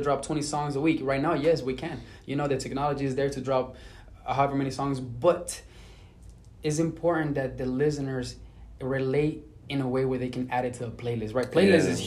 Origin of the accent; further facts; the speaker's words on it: Venezuela; I'm from Venezuela